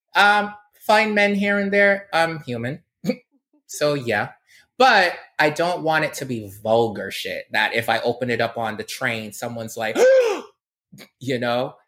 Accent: Barbados; moved away; I grew up in Barbados

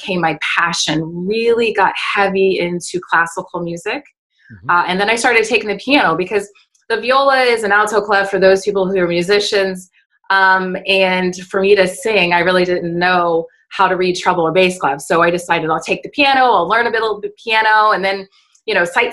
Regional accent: United States; as an American

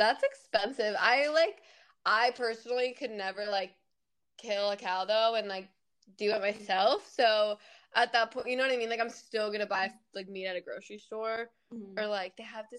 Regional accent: Florida, United States; moved away as an adult; also born or lived in Fort Wayne / Chicago; now in Buffalo, United States; I grew up in Florida pretty much for my whole like middle school and high school

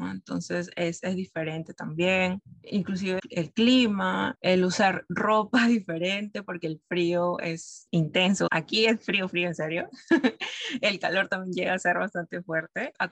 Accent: Peru; also born or lived in Brazil; now in Canada; Bueno, en el caso de Perú a Brasil fue mucho más, más fácil, digamos. Como mencioné, nosotros tenemos, podemos tener acceso a la visa Mercosur que te permite eh, trabajar, estudiar.

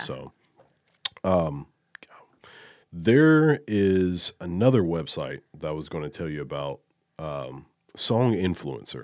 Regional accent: Alabama, United States; I'm from Alabama, a huge Alabama football fan

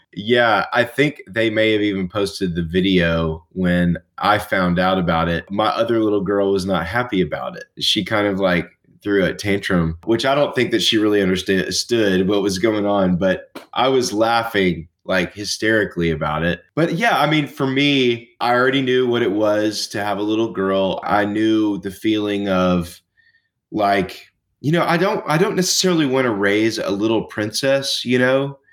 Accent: Nashville, Tennessee, United States; I grew up in Nashville, Tennessee

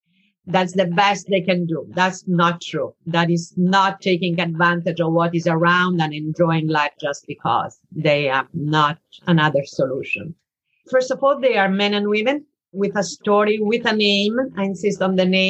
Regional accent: Italy; moved away as an adult; now in New York, United States; I'm originally from Italy

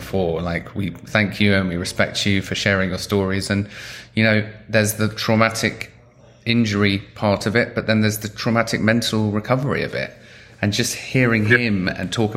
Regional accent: London, United Kingdom; I grew up in London

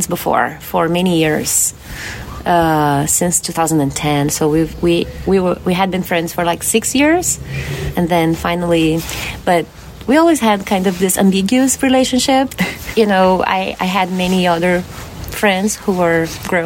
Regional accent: Porto Alegre, Rio Grande do Sul, Brazil; also born or lived in Mendocino Coast, California; now in Mendocino, United States; I'm from the city of Porto Alegre in the south of Brazil

